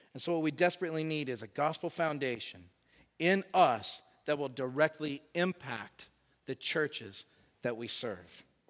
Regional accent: Woodstock, Georgia, United States; now in Sydney, Australia; I grew up in Woodstock, Georgia, on the north side of Atlanta

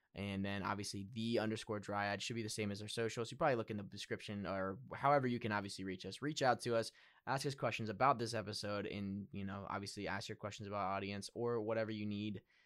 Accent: Pennsylvania, United States; I'm also from Pennsylvania

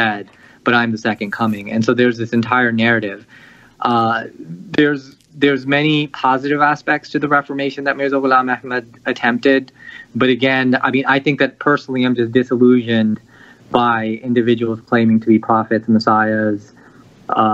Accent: United States; born and raised in the United States

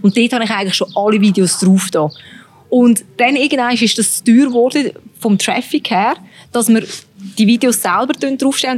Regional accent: Switzerland; als Schweizerin

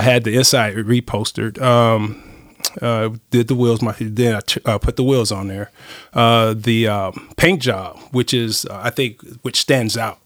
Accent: Los Angeles, California, United States; moved away as an adult; now in Nacogdoches, United States; I was brought up in Los Angeles

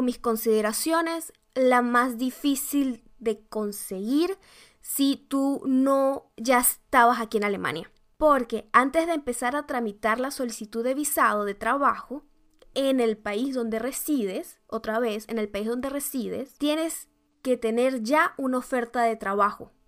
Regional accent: Venezuela; now in Germany; mi país natal, digamos Venezuela

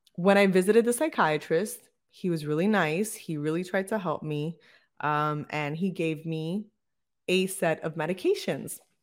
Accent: Bayamón, Puerto Rico; We were actually born and raised in the same city in Bayamón

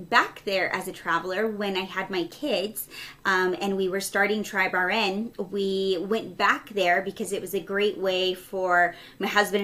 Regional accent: New Mexico, United States; moved away as an adult; also born or lived in Texas / Seattle, Washington; So I was born in Texas and shortly moved to New Mexico. I think I was 3. So I was pretty much raised in New Mexico exclusively

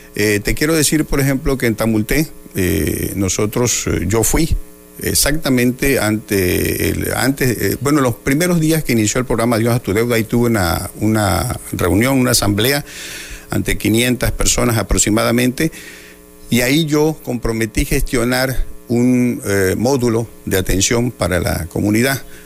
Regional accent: Cunduacán, Tabasco, Mexico; en mi pueblo, en Cunduacán

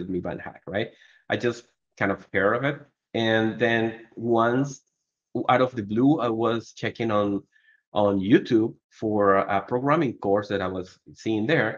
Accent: Venezuela; moved away as an adult; now in Colombia; I am originally from Venezuela. For the last 4 years, I've been living in Colombia

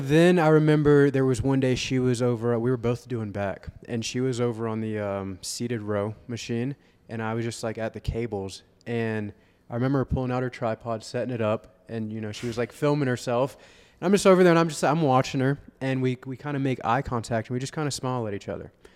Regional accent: Vero Beach, Florida, United States; I'm from Vero Beach, Florida

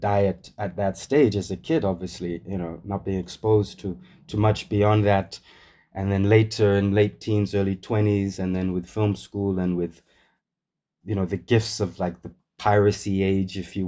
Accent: Namibia; also born or lived in United Kingdom / United States; growing up in Namibia, all the way at the bottom of Southern Africa.

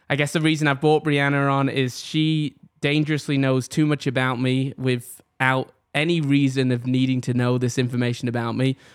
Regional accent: England, United Kingdom; born there; But if I take you back, I was born in England. As a lot of people know, um, typically when I go out, I tell people I'm from Manchester. It's kind of the nearest city to me

